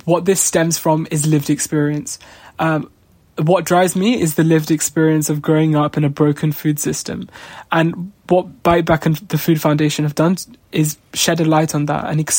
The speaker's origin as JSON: {"language": "English", "town": "Leicester", "region": "East Midlands", "country": "United Kingdom", "tie": "born or raised there", "said": "I've grown up in Leicester my entire life"}